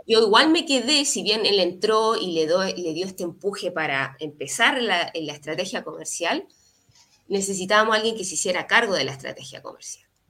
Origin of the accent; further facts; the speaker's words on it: Valparaíso, Chile; Yo soy nací en Valparaíso, estudié en la, universidad acá